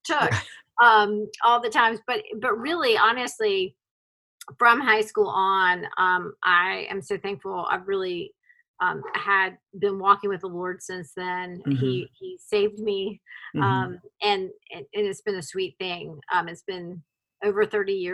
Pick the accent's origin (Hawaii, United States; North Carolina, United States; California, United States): North Carolina, United States; Raleigh; accent: Southern; moved away as an adult; also born or lived in Arizona / Scotland; now in Charlotte, United States; I grew up in Raleigh, North Carolina.